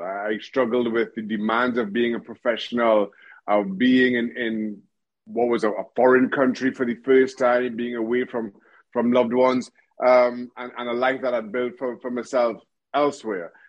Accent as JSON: {"language": "English", "country": "Trinidad & Tobago", "tie": "born or raised there", "also_born_or_lived": "United States / Reading, England", "moved": "as an adult", "said": "I grew up in Trinidad and Tobago, went to went to university"}